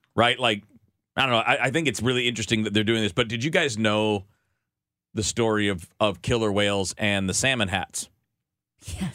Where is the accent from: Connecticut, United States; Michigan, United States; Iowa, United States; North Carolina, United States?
Michigan, United States; I grew up in Michigan, and I'd listen to the Tigers